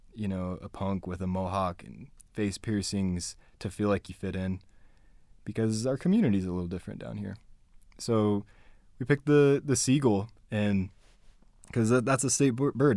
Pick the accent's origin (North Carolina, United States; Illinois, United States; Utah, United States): Utah, United States; Spanish Fork; also born or lived in Payson, Utah / Fort Worth, Texas; I grew up here. I grew up in Spanish Fork and Payson, Utah.